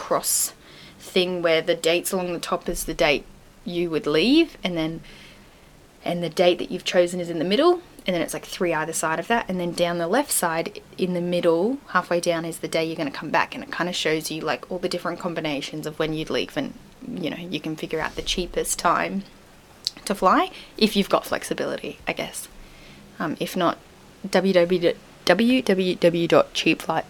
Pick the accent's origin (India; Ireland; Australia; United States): Australia; as an Australian